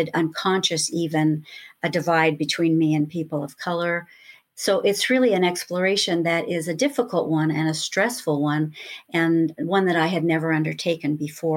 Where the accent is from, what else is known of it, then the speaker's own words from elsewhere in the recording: Lakewood, California, United States; also born or lived in Los Angeles, California; a little girl growing up in Lakewood, California